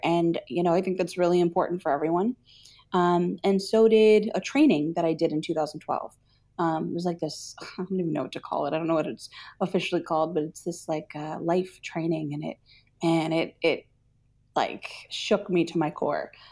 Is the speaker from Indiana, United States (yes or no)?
no; New Jersey, United States; I grew up in New Jersey